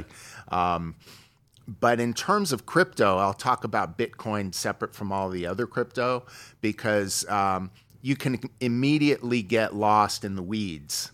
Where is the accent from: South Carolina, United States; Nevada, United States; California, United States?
California, United States; Beverly Hills; also born or lived in New York; I was born in New York, uh, in the sixties. Uh, my family moved to Beverly Hills when I was young. uh, about third, fourth grade, moved out here